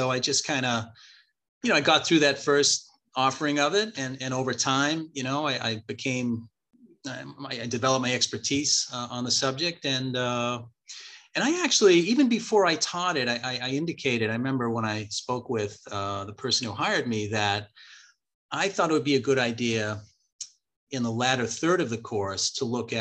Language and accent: English; Winchester, Massachusetts, United States; I grew up in Winchester, Massachusetts